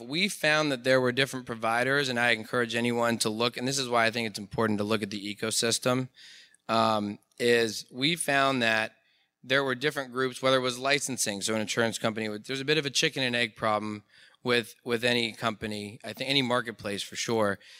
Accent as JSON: {"language": "English", "town": "Pittsburgh", "region": "Pennsylvania", "country": "United States", "said": "I'm an entrepreneur from Pittsburgh, Pennsylvania"}